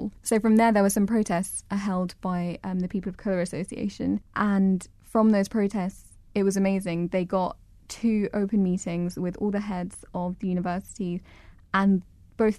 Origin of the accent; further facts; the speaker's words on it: England, United Kingdom; I'm English